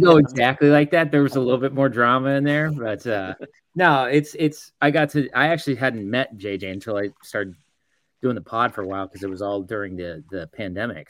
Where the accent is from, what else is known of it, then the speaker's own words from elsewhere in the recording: Dallas, Texas, United States; now in Oklahoma City, United States; I grew up in Dallas, so I grew up a Mavs fan